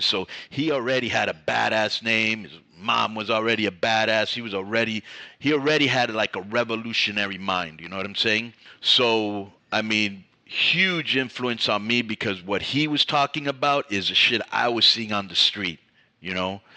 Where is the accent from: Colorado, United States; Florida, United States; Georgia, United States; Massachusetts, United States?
Florida, United States; Miami; now in California, United States; I grew up in Miami